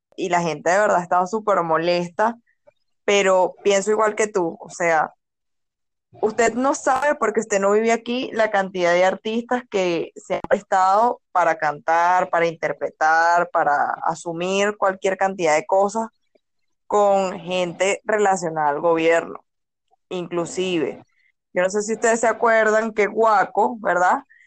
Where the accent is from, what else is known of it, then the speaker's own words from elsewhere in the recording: Caracas, Capital District, Venezuela; yo que vengo de Caracas y vivo en Caracas